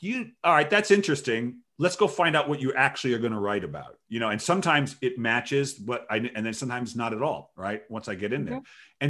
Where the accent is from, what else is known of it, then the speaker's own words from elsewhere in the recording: Rhode Island, United States; it was not like growing up in Rhode Island where I grew up, for instance.